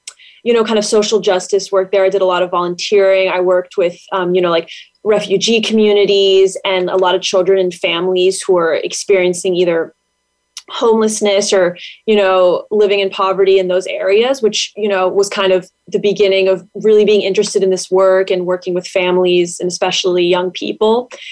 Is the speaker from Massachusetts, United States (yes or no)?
yes; Boston, Massachusetts, United States; moved away as an adult; also born or lived in Washington, D.C.; I'm originally from the Boston area in Massachusetts. I went to high school there. I grew up there.